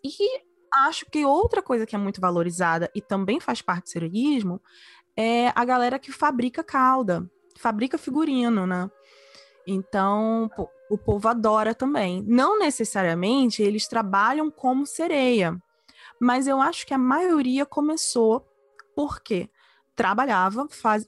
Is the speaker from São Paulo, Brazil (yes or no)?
no; Vitória, Espírito Santo, Brazil; moved away as an adult; also born or lived in Rio de Janeiro; eu cresci numa ilha, eu cresci na Ilha de Vitória, é a menor capital do Brasil, ela é no Espírito Santo.